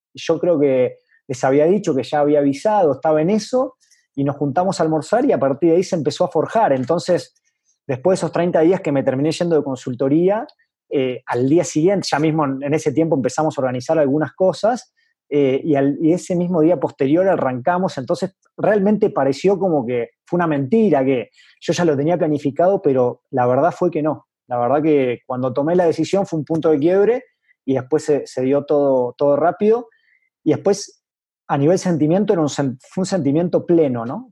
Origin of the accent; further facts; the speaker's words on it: Venado Tuerto, Santa Fe, Argentina; moved away as an adult; also born or lived in Córdoba, Argentina / Buenos Aires, Argentina / Basque Country, Spain / Paris, France; now in Mexico City, Mexico; mi ciudad natal, que como bien dijiste es eh, Venado Tuerto